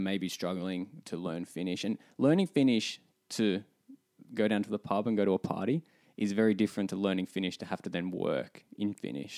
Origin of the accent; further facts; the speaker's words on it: Melbourne, Victoria, Australia; moved away as an adult; now in Finland; Speaking as an Aussie